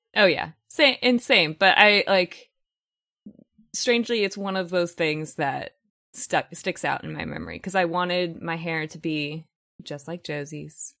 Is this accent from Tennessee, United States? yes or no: no; Los Angeles, California, United States; I am one of the rare people in Los Angeles that was actually born and raised here. I grew up in San Fernando Valley, so yes, I am a valley girl